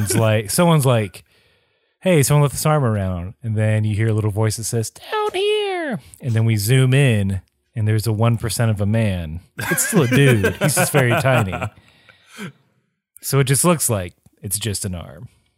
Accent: the South, United States; Growing up in the South, there were several people that would, man, they'd use a lot of foul language

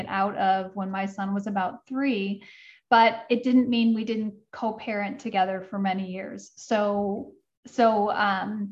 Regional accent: Midwest, United States; I grew up in the Midwest and I had a very traditional upbringing.

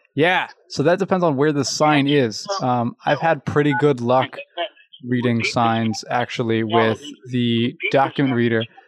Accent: Louisville, Kentucky, United States; I'm from Louisville, Kentucky

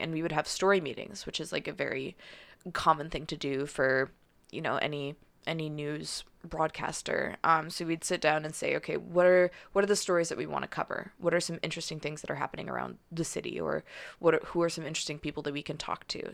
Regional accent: Calgary, Alberta, Canada; also born or lived in Victoria; now in Vancouver, Canada; I'm from Calgary

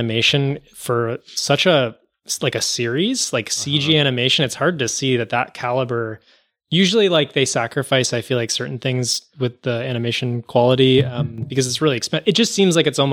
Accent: New Canaan, Connecticut, United States; In my hometown of New Canaan, Connecticut

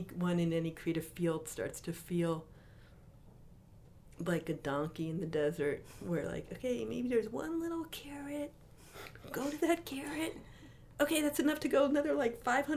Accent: Oakland, California, United States; I was starting my last semester in graduate school in Oakland, California

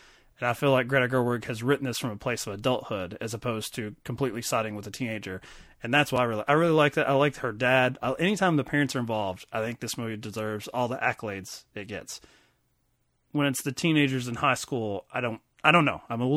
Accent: Kentucky, United States; we grew up in Kentucky, a small town

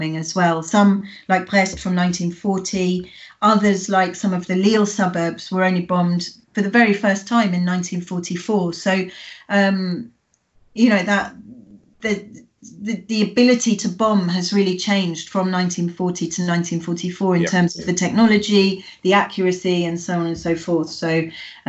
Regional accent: United Kingdom; the Britishness of me

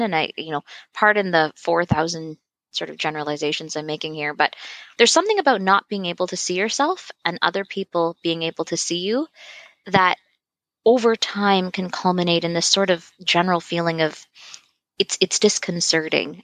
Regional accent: Toronto, Ontario, Canada; I grew up in Toronto

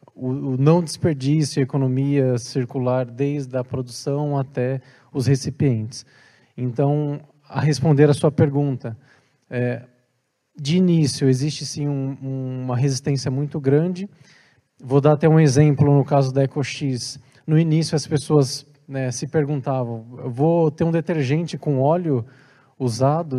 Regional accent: Brazil; now in Portugal; porque eu sou brasileiro

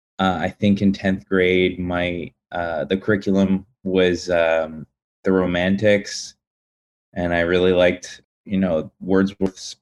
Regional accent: Pitman, New Jersey, United States; now in Queens, New York, United States; I grew up in a very small town in South Jersey

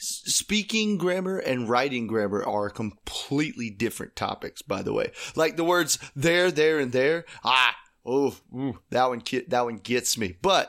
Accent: the South, United States; But I've got a lot of country family. I think we're all from the South

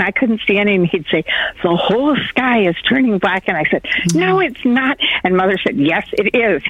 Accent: Michigan, United States; now in California, United States; No, I came from Michigan.

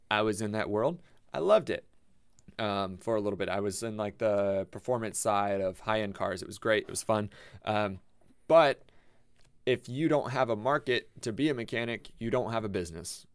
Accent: Tampa, Florida, United States; now in Ocala, United States; I came from Tampa, like, I grew up in Tampa

